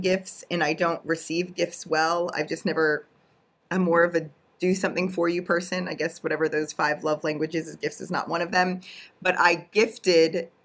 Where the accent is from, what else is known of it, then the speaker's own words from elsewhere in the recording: Pittsburgh, Pennsylvania, United States; I'm from Pittsburgh